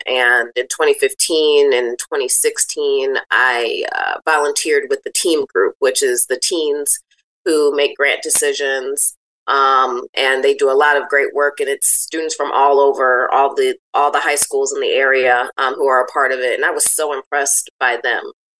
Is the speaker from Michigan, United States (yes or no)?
yes; Benton Harbor, Michigan, United States; Well, I'm born and raised in Benton Harbor. I graduated from Lake Michigan Catholic High School back in 2001